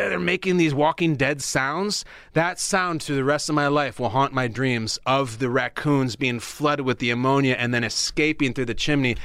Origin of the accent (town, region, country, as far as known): Chicago, Illinois, United States; born or raised there; moved away